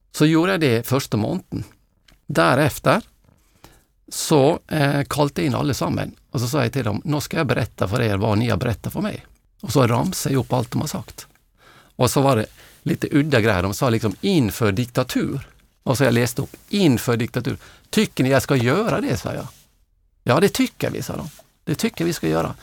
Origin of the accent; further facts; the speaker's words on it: Norway; now in Sweden; jag är norrman